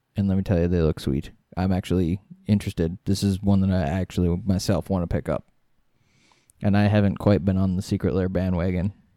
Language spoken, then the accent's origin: English; Midwest, United States; We're from the Midwest. We can't pronounce stuff very well.